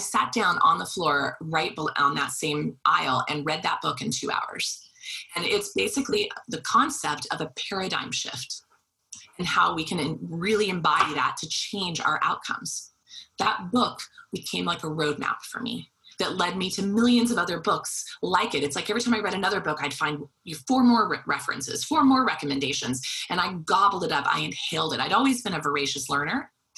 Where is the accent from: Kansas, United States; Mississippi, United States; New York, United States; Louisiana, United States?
Kansas, United States; Wichita; because I was pre-med, I was from Wichita, Kansas.